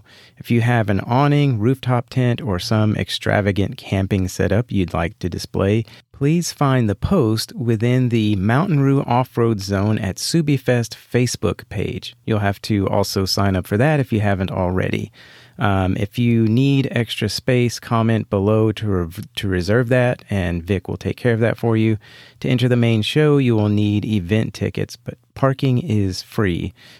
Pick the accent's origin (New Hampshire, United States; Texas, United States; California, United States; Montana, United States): Texas, United States; Houston; Right here in Houston, Texas, my hometown